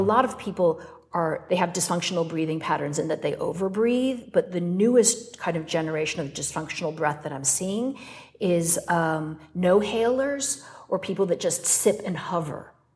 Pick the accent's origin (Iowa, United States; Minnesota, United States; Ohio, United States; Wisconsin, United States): Wisconsin, United States; moved away; also born or lived in North Carolina; I was born in Wisconsin